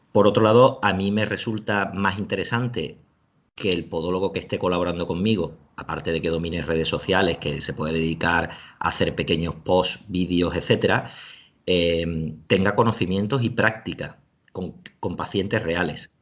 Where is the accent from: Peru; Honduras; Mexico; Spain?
Spain; Seville, Andalusia; now in Alicante, Spain; en Sevilla, que es de donde yo soy, aunque ahora vivo en Alicante